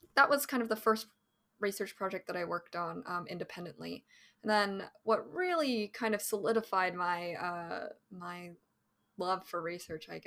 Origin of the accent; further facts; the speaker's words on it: Bay Area, California, United States; I'm a Cali girl. I'm from California, Bay Area native